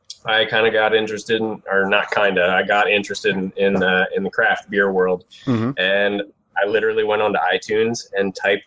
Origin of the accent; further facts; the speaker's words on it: Baltimore, Maryland, United States; moved away as an adult; also born or lived in Akron, Ohio / Pittsburgh; now in Wesley Chapel, Florida, United States; I grew up in the Baltimore area. So I think this is my fourth state that I've lived in now.